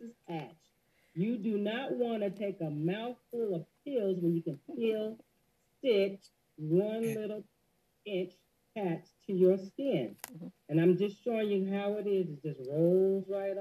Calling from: Southern California, United States; I am calling in from Southern California. I'm in the Antelope Valley

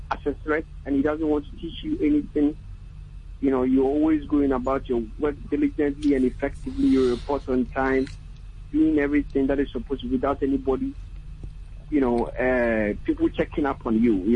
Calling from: Takoradi, Western Region, Ghana; calling from Takoradi.

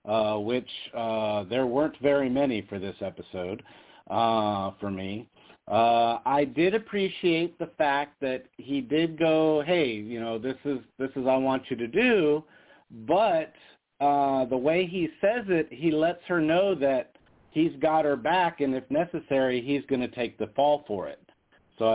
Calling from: Las Vegas, Nevada, United States; … from Vegas.

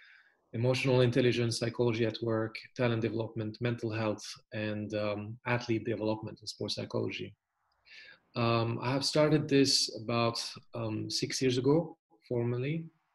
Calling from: Germany; right now I'm calling you from Germany. It's very beautiful and sunny.

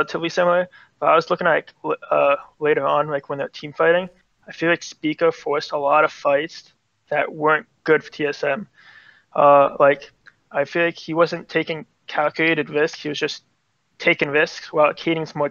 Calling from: New Jersey, United States; I'm calling from New Jersey.

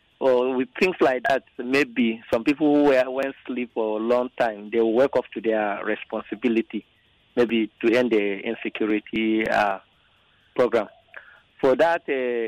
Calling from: Nigeria; I'm calling from Abliga.

